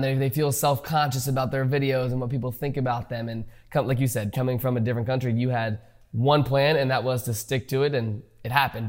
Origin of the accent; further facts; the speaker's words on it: United States; I grew up in America